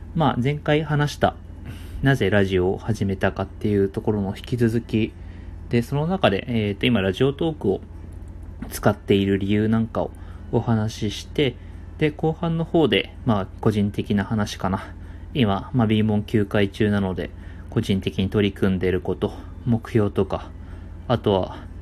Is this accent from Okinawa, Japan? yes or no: no; Chiba, Japan; 僕はあの、地元が千葉